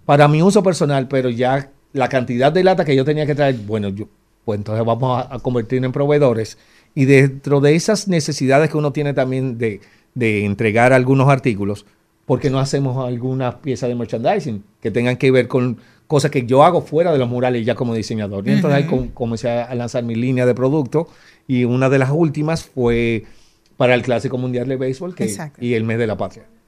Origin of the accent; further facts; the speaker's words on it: Dominican Republic; lo que somos como dominicanos